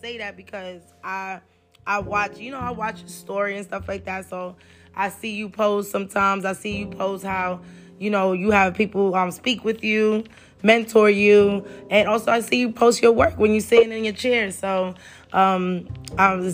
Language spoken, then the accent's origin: English; New York, United States; first language Spanish; English is a second language; also born or lived in Honduras; I constantly was going back and forth to Honduras and New York